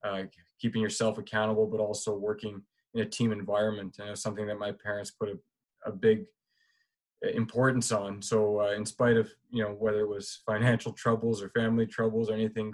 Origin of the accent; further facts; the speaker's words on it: Mississauga, Ontario, Canada; also born or lived in Toronto / Ajax / Scarborough / Western Canada; now in Brampton, Canada; So I was born in Toronto, in the city of Toronto, and grew up in a couple different places, first out in Ajax and eventually Scarborough, and then into my teenage years, we ended up in Mississauga.